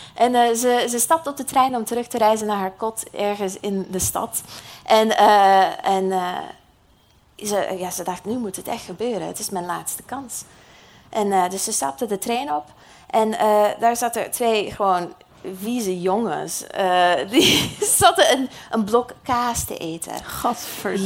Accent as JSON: {"language": "Dutch", "country": "United States", "accent": "American", "second_language": "Dutch", "moved": "yes", "said": "uit de Verenigde Staten, net zoals ik. Dat hoor je misschien een beetje aan mijn accent"}